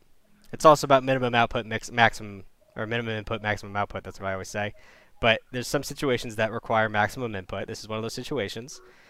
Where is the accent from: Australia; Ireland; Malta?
Ireland; I would love to call, but I'm from Ireland.